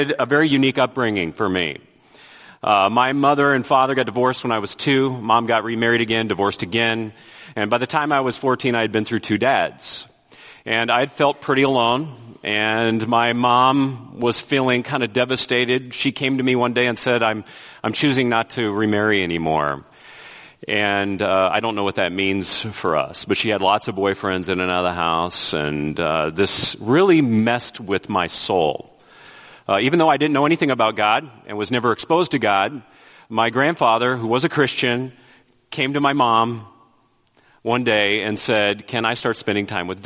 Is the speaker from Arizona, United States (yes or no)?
no; Vallejo, California, United States; moved away; I grew up in the Bay Area, Vallejo specifically.